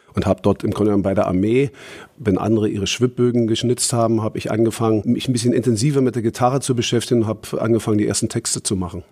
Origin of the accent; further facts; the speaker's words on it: Berlin, Germany; Ich komme aus Karlshorst, also aus Ostberlin